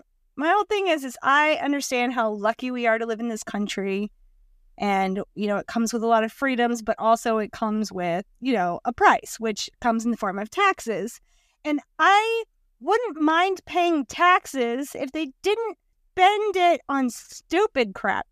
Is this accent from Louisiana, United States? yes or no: yes; Louisiana, United States; And we're from South Louisiana where everybody has a boat.